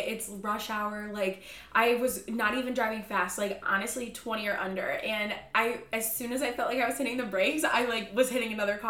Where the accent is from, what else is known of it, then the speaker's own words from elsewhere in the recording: Midwest, United States; moved away; we're from the Midwest